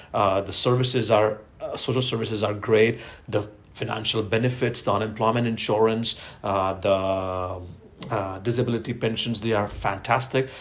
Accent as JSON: {"language": "English", "town": "Ahmedabad", "region": "Gujarat", "country": "India", "tie": "born or raised there", "moved": "as an adult", "lives_now": "Norway", "said": "I was born and brought up in Ahmedabad, uh, uh, uh, Gujarat is the state, the province on the western uh, side of uh, India."}